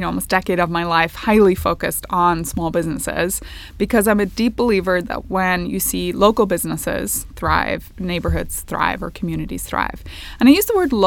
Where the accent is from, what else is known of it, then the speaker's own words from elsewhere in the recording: Northern Ireland, United Kingdom; moved away as an adult; I grew up in Northern Ireland